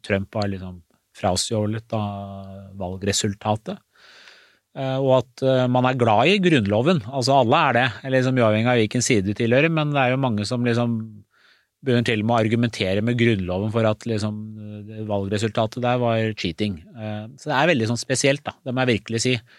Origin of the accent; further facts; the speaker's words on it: Skotselv, Buskerud, Norway; also born or lived in Iran / Istanbul, Turkey; Jeg opplevde aldri rasisme i oppveksten da jeg vokste opp i Skotselva